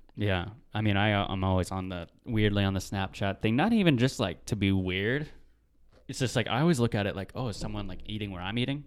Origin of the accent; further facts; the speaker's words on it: Marysville, Washington, United States; also born or lived in Tulalip, Washington; I was on the res, and, dude, the res was fun.